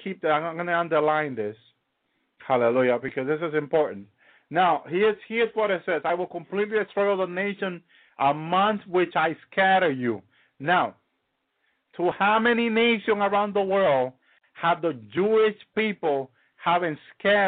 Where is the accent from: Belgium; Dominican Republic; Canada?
Dominican Republic; English is a second language; I come from the Dominican Republic